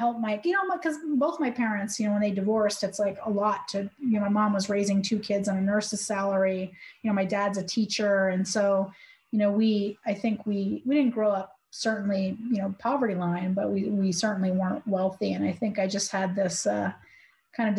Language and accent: English; Providence, New England, United States; moved away as an adult; also born or lived in Florida; I was born in Florida, but grew up in New England. I kind of was in Providence and in New England from 8 to 30